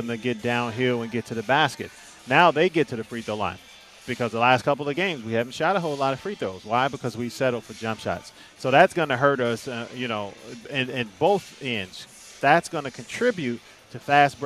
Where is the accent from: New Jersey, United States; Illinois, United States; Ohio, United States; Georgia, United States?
Illinois, United States; Chicago; I'm from Chicago